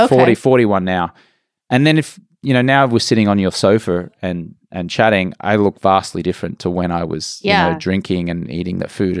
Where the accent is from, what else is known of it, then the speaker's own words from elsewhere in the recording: Brisbane, Queensland, Australia; moved away as an adult; also born or lived in England; now in Los Angeles, United States; Grew up in Brisbane, Australia. Went and lived in England for about 4 years.